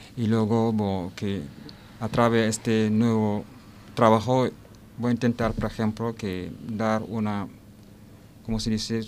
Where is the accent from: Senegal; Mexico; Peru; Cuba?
Senegal; Spanish is a second language; moved away as an adult; also born or lived in Lille; now in Alicante, Spain; vengo de Senegal. Llevo casi aquí en Alicante 12 años